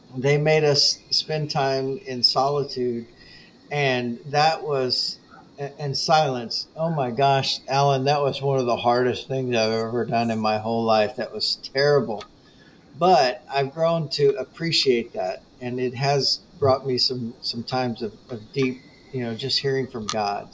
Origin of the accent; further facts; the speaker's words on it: United States; as American Christians